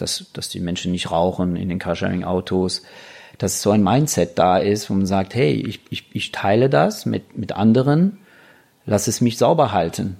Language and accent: German; France; moved away; als Franzose